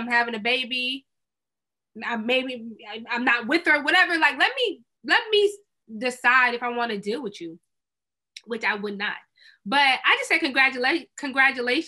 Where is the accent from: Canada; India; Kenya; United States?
United States; Maryland; moved away; back where I grew up in Maryland